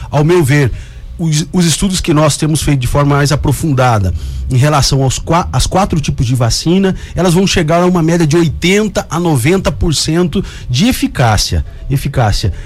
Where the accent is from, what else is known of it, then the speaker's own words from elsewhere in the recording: Cuiabá, Mato Grosso, Brazil; sou cuiabano, de Chapecruz, nascido aqui em Cuiabá, no Hospital Santa Helena